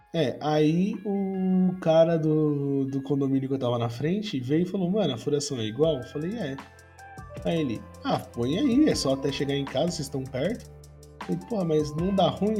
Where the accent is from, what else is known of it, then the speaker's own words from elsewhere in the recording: São Paulo, Brazil; eu sou de São Paulo